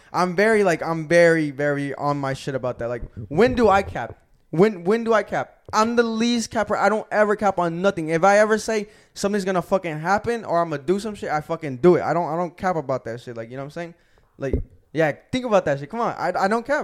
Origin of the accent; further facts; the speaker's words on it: Gwinnett, Georgia, United States; I'm from Gwinnett.